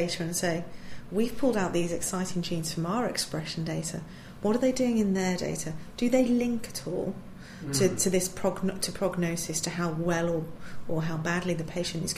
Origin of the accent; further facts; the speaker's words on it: Manchester, North West England, United Kingdom; moved away as an adult; also born or lived in Kent; I was born and raised up in Manchester